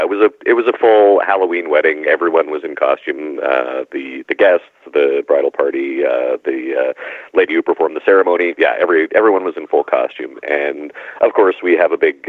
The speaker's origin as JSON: {"language": "English", "country": "Canada", "tie": "born or raised there", "said": "I grew up in Canada"}